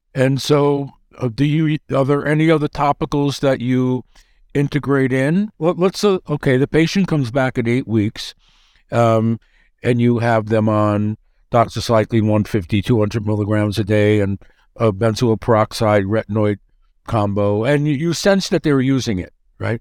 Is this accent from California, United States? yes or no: no; New York, United States; I'm from New York